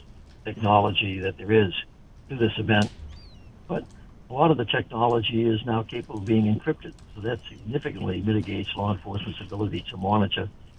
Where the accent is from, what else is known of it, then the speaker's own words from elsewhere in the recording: Boston, Massachusetts, United States; moved away; also born or lived in New York / Los Angeles; born in Boston